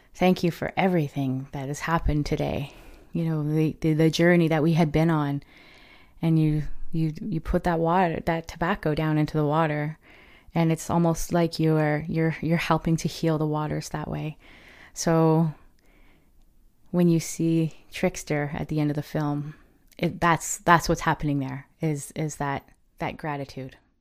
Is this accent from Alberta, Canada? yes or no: no; Ontario, Canada; I am from the Chippewas of Kettle and Stony Point First Nation.